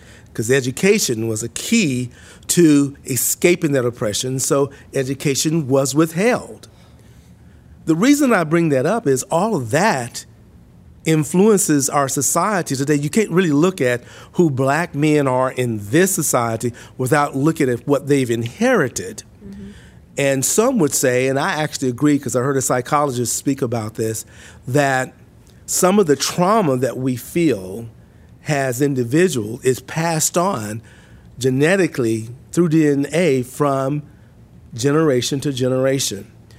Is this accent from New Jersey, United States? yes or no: no; Mississippi, United States; I was born and raised in Mississippi. I was born in a house, not in a hospital.